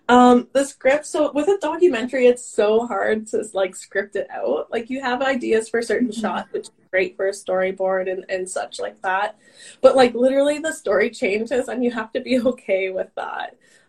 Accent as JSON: {"language": "English", "town": "Grand Prairie", "region": "Texas", "country": "United States", "tie": "born or raised there", "said": "growing up in Grand Prairie, in my school, like other than my brother, there might have been a few other like colored people, those kind of things."}